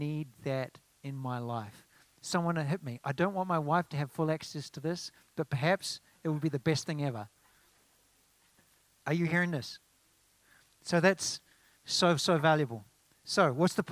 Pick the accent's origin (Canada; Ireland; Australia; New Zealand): New Zealand; now in United States; In New Zealand, we call it a 4x2